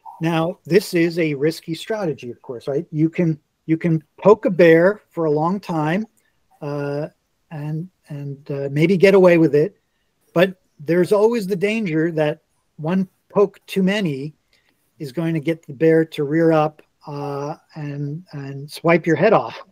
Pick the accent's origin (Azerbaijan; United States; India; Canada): United States; New York; moved away; also born or lived in Washington, District of Columbia, United States; I grew up in New York. I lived for a long time in Washington, DC